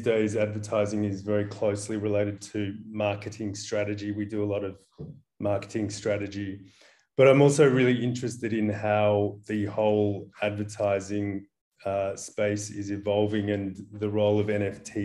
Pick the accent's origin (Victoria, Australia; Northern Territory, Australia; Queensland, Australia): Victoria, Australia; Ballarat; now in Copenhagen, Denmark; I grew up in Ballarat